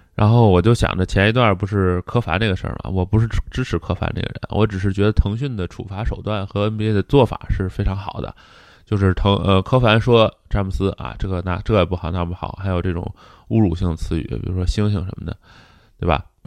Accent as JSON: {"language": "Chinese", "region": "Tianjin", "country": "China", "said": "我是一个天津人"}